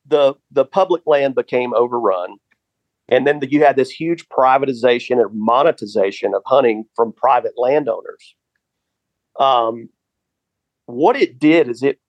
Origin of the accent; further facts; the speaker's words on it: the South, United States; So I grew up in the South, and my grandfather and I used to go buy a $5 permit to hunt